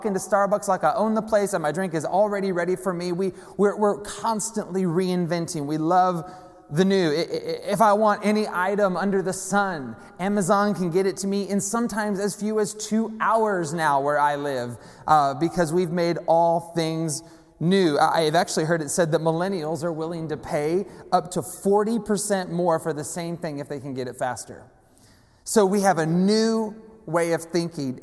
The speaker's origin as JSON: {"language": "English", "town": "Seattle", "region": "Washington", "country": "United States", "said": "I hail from the Seattle area, from the Pacific Northwest"}